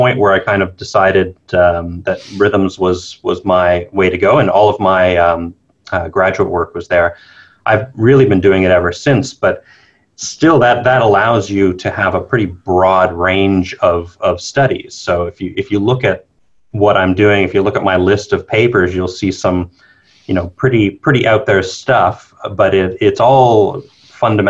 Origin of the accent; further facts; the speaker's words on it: New Brunswick, Canada; moved away as an adult; also born or lived in Montreal / Toronto / United States; now in Melbourne, Australia; I'm from Canada originally. So I grew up on the very east coast of Canada, New Brunswick.